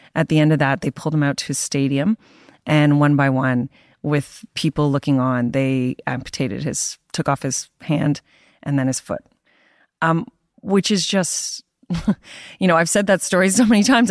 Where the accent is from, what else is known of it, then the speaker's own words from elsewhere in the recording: Canada; being a Canadian, working for the Toronto Star